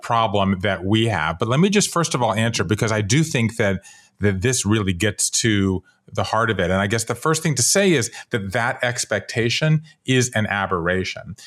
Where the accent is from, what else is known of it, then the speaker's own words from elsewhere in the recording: Savannah, Georgia, United States; moved away as an adult; also born or lived in Japan; now in Brooklyn, United States; I grew up in Savannah, Georgia